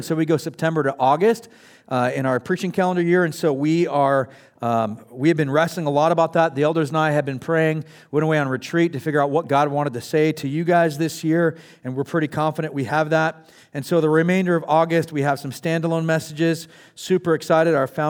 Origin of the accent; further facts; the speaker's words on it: California, United States; I come from Northern California. I come from Southern California. The one thing Northern California and Southern California, like specifically San Diego, have in common is their hate for LA, right?